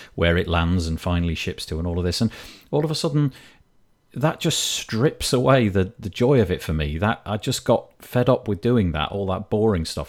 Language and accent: English; Yorkshire and the Humber, United Kingdom; being the Yorkshireman that I am